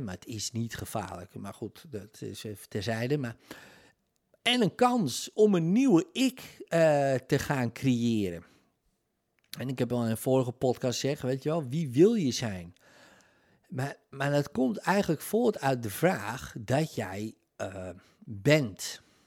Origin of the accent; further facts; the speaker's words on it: Netherlands; Nederlandse nationaliteit in mijn geval